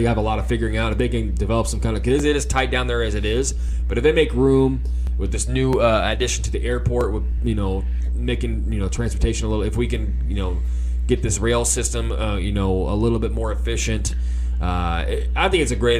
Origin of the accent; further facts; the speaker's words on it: Wyandotte County, Kansas, United States; I grew up in Wyandotte County pretty much my whole life